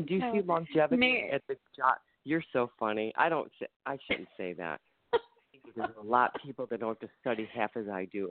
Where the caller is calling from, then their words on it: Ohio, United States; I'm calling from Ohio.